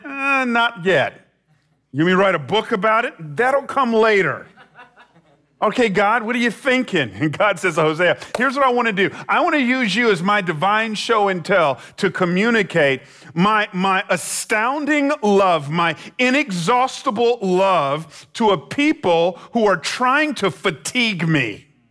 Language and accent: English; Atlanta, Georgia, United States; moved away as an adult; now in San Jose, United States; I, I grew up in Atlanta